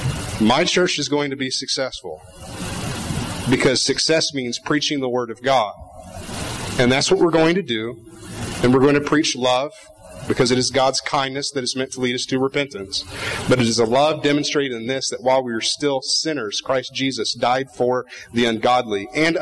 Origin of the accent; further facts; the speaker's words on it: Montana, United States; the Big Sky State, disappointed to see that in my hometown, in my community, in the county where I live and raise my children